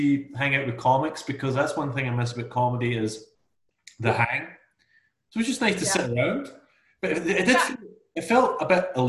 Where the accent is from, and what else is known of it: Scotland, United Kingdom